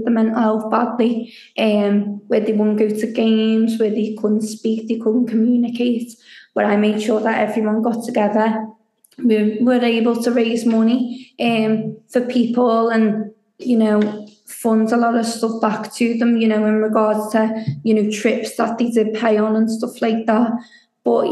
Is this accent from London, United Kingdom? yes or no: no; Liverpool, North West England, United Kingdom; also born or lived in Barcelona, Spain; I'm originally from Barcelona, but I moved to Liverpool when I was 5.